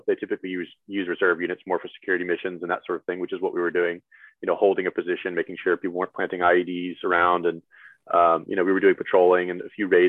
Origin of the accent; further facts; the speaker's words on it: Louisiana, United States; I tell them I'm from Louisiana. And I don't have a good answer for that other than I just never picked it up.